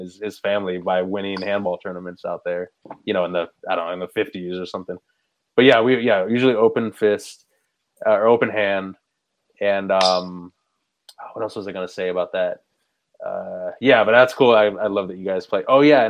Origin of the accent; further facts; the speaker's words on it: California, United States; I grew up playing in California